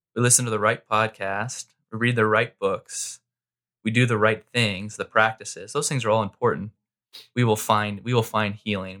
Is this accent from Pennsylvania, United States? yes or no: no; Mesa, Arizona, United States; also born or lived in Southern California; I grew up in Mesa, uh, most of my life